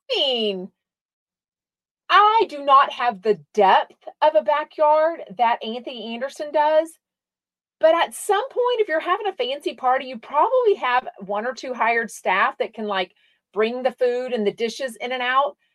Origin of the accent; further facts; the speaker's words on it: Australia; I'm from Australia and we used to listen to him here.